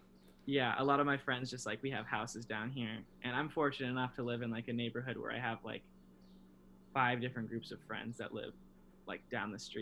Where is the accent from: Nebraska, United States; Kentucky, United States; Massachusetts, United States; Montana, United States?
Nebraska, United States; Omaha; also born or lived in Lincoln, Nebraska; growing up in Omaha, it was kind of like, well, which parking lot are we going to tonight, fellas?